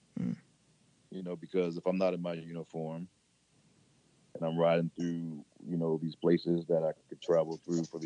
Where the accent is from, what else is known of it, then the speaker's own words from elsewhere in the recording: Baltimore, Maryland, United States; I'm from Baltimore, Maryland